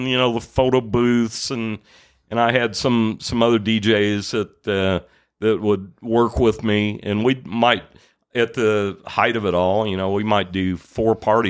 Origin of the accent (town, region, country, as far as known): Evansville, Indiana, United States